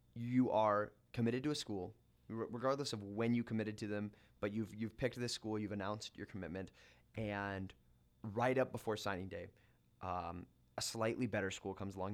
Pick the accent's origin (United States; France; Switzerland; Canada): United States; Washington; also born or lived in North Platte, Nebraska; now in Lincoln, United States; Growing up in Washington State